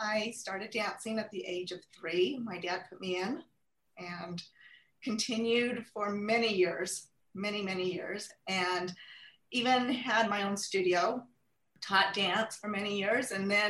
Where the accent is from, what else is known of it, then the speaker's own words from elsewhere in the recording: Clinton, Utah, United States; I grew up here locally in Clinton, Utah, attended schools, Fremont, Sunset Junior High, and Clearfield High School